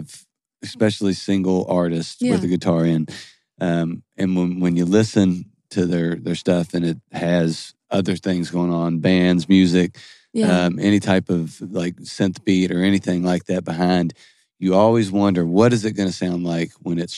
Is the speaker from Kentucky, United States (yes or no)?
yes; Louisville, Kentucky, United States; we're from Louisville